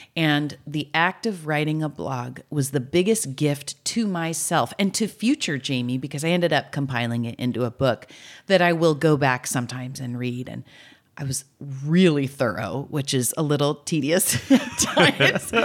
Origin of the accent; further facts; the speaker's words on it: California, United States; So I grew up here.